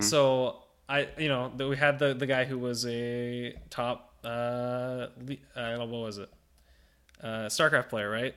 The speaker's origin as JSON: {"language": "English", "town": "Ottawa", "region": "Ontario", "country": "Canada", "tie": "born or raised there", "moved": "as an adult", "lives_now": "Niagara Falls, Canada", "said": "my home region, Ottawa"}